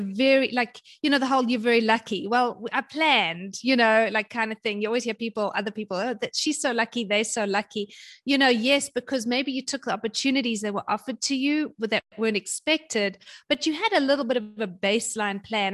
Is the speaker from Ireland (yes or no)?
no; South Africa; moved away as an adult; also born or lived in London / Germany / North Carolina / Kansas; now in Hawaii, United States; I'm South African originally